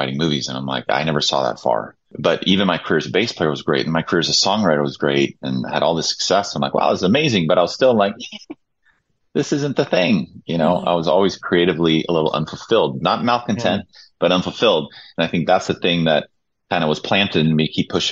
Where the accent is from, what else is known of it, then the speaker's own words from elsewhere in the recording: Stockholm, Stockholm County, Sweden; moved away; I came from Sweden, born in Stockholm